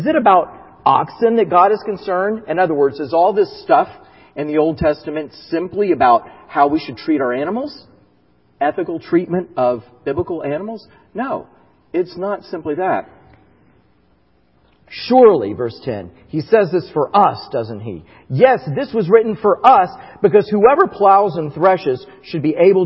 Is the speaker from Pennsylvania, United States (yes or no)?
no; Florida, United States; growing up in Florida, we had orange trees in our house